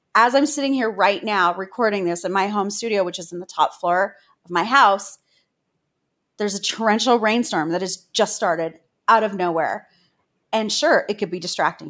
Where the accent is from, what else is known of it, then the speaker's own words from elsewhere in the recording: Toronto, Ontario, Canada; I'm a girl from Cabbage Town, a single mom.